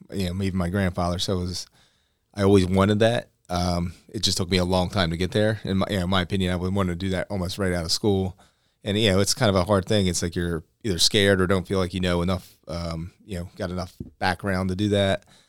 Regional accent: Cedarville, New Jersey, United States; I grew up in Cedarville, which is Cumberland County

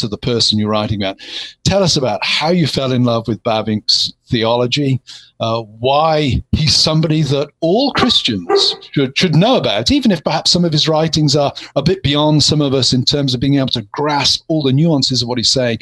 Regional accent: England, United Kingdom; now in United States; the English

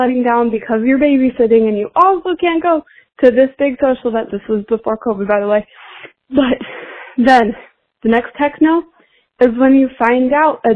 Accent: Portland, Oregon, United States; I'm from Portland, Oregon

